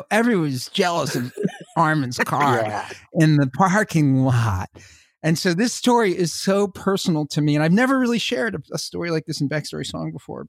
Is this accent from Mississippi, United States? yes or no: no; Long Island, New York, United States; I grew up on Long Island with a bunch of guys who were car junkies, Jimmy Schroeder and Richard Sapansky and Bruce Northam.